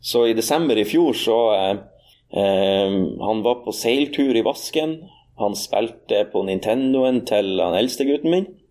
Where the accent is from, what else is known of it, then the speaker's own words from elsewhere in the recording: Norway; åresalget på bedehuset hjemme på Aun